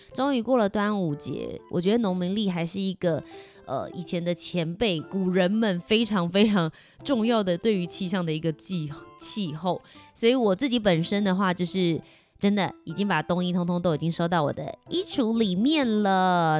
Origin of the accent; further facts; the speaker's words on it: Taiwan; 我身为一个台湾人